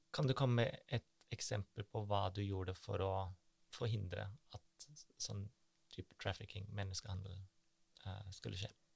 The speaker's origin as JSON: {"language": "Norwegian", "country": "Germany", "moved": "yes", "said": "Jeg, jeg er jo tysk"}